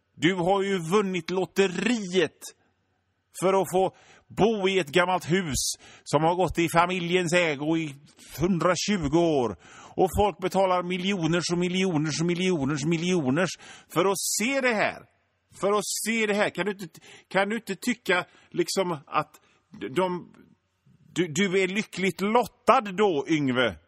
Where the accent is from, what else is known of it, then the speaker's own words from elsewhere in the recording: Hönö, Västra Götaland, Sweden; moved away as an adult; now in Gothenburg, Sweden; jag är född och uppväxt i Göteborgs norra skärgård på ön Hönö